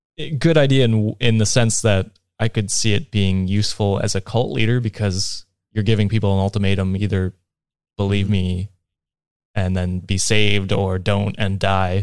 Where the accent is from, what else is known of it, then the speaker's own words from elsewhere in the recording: Canada; as a Canadian